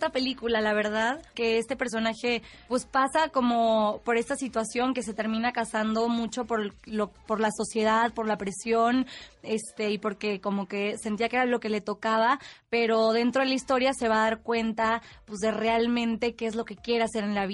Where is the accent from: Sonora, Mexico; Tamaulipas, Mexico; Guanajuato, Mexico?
Tamaulipas, Mexico; Tampico; moved away; yo soy de Tampico, Tamaulipas